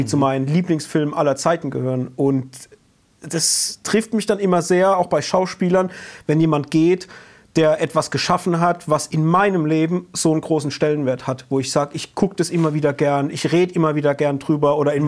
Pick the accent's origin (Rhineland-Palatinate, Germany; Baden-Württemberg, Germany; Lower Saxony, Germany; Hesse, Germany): Rhineland-Palatinate, Germany; accent: Palatine dialect; wir sind ja hier aus der Pfalz und unser Dialekt ist ja, wenn wir im Dialekt sprechen, auch nicht der einfachste